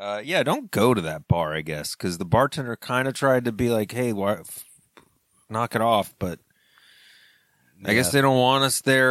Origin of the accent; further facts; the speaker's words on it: Connecticut, United States; I'm from Southern Connecticut, so I'm a Mets fan, you know, now.